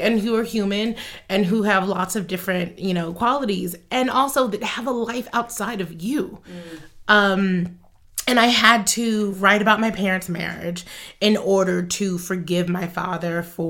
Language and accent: English; United States; But I was looking at it as a child and also as an American.